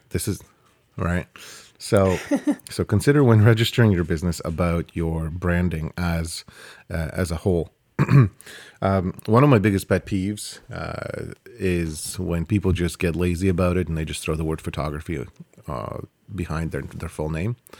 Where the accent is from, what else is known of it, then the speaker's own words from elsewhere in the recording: Canada; we're Canadian